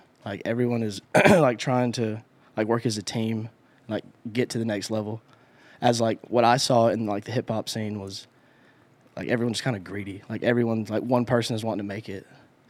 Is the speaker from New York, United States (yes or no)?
no; Carrollton, Georgia, United States; also born or lived in Douglasville; Because I grew up in Douglasville, Carrollton, Georgia. Shout out. But Atlanta was like an hour away.